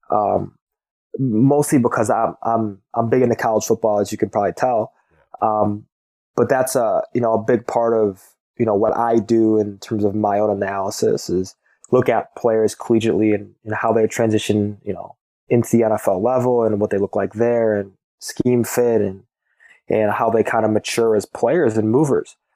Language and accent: English; Midwest, United States; being growing up in the Midwest, um, watching a lot of Big Ten football